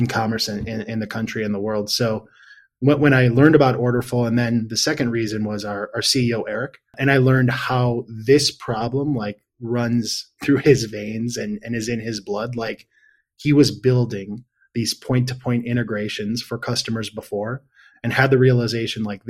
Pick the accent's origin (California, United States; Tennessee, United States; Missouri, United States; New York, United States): New York, United States; Buffalo; also born or lived in Seattle, Washington / Geneseo, New York; now in Denver, United States; grew up in Buffalo, New York.